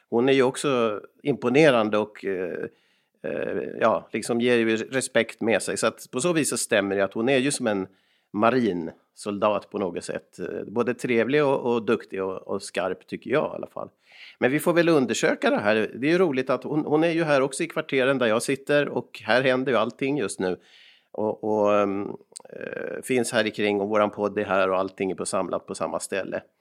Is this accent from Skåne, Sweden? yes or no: no; Molkom, Värmland, Sweden; Och jag själv kommer från eh, Värmland ibland när jag kommer från Molkom där jag brukar sitta och göra podcast med Erik.